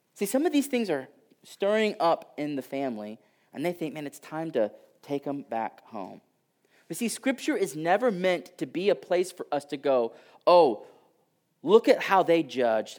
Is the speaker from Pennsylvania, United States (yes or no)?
no; Houston, Texas, United States; I grew up in Houston and, uh, like, I can say this 'cause I'm from there